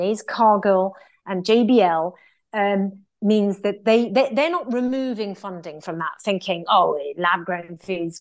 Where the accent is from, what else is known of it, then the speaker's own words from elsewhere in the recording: United Kingdom; as British people